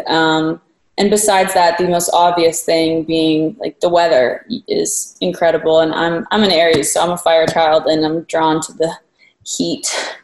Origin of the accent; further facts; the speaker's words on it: Waterloo, Ontario, Canada; moved away as an adult; also born or lived in Toronto; now in Los Angeles, United States; I grew up in Waterloo. Yeah. Well, for anyone who doesn't know, it's an hour west of Toronto.